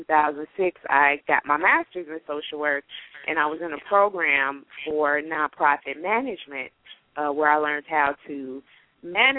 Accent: Gary, Indiana, United States; moved away; also born or lived in Chicago; I'm originally from Gary, Indiana, home of … in the …. So grew up there

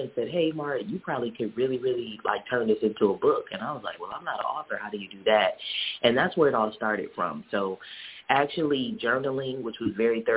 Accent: Detroit, Michigan, United States; moved away; also born or lived in Jackson, Mississippi; this is my hometown. This is where I was born and raised

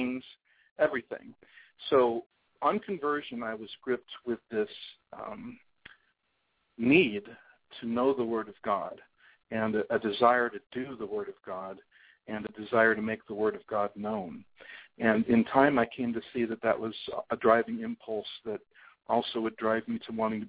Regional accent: California, United States; now in Houston, United States; I was born in California, and I grew up probably a pretty typical California kid of the 50s, 60s, 70s

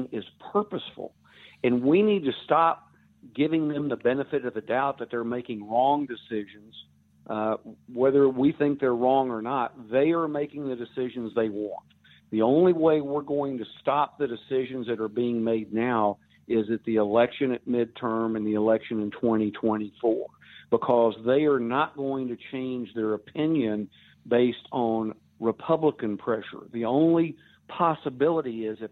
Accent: Texas, United States; being a Texan

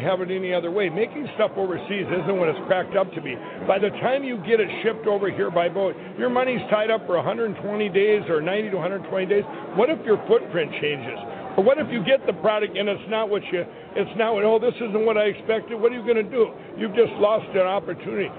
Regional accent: Minnesota, United States; my home state of Minnesota

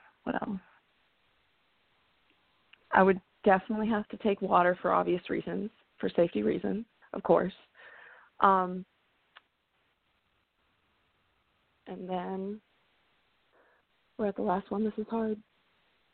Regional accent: New England, United States; I grew up in New England and I was singing country music

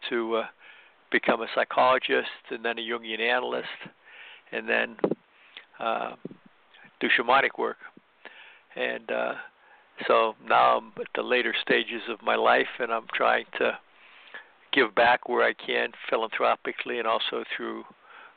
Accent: Midwest, United States; also born or lived in Chicago; I grew up in the Midwest

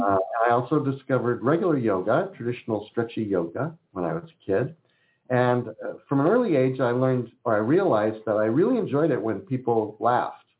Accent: California, United States; born or raised there; also born or lived in Philadelphia, Pennsylvania

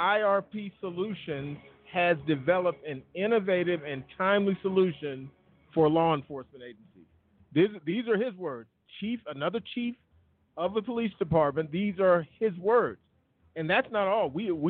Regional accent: Colorado Springs, Colorado, United States; We're from Colorado Springs, Colorado.

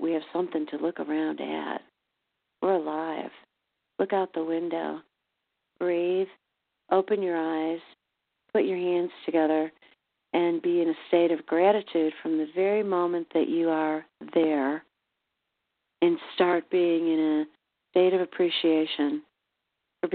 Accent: Chicago, Illinois, United States; now in St. Louis, United States; my hometown of Chicago

